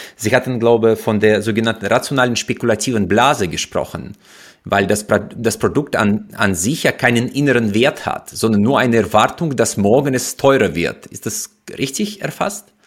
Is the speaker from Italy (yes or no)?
no; Uzbekistan; moved away as an adult; now in Germany; Ich bin in Usbekistan groß geworden